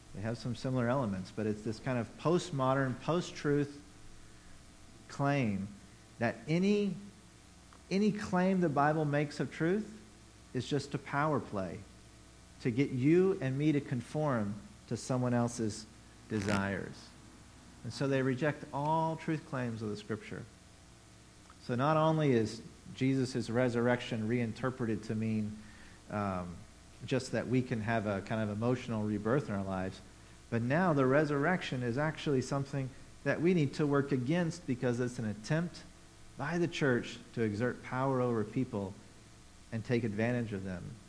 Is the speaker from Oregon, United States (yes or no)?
no; Tennessee, United States; now in Boston area, United States; I grew up in Tennessee